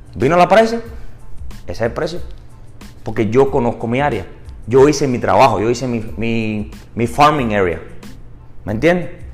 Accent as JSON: {"language": "Spanish", "country": "Cuba", "also_born_or_lived": "St. Petersburg, Florida", "moved": "yes", "lives_now": "Tampa, United States", "said": "yo soy cubano"}